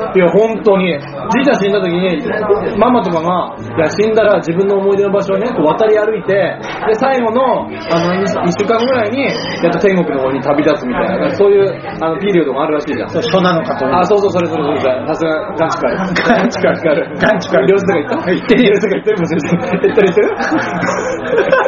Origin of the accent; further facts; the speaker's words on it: Miyagi, Japan; 私の出身の宮城県